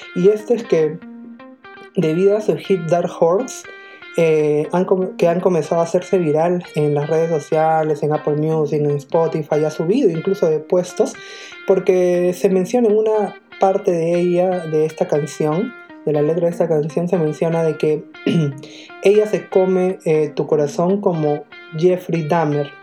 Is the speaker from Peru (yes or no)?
yes; Peru; nosotros como peruanos